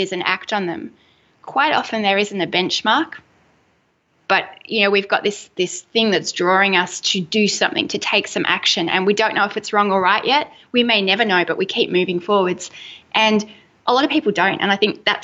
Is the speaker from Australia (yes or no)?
yes; Melbourne, Victoria, Australia; I'm from Melbourne, Australia, and we are just coffee fiends.